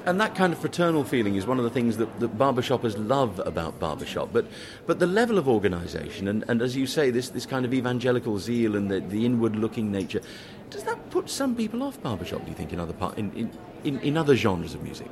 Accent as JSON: {"language": "English", "region": "London", "country": "United Kingdom", "said": "I'm a Londoner"}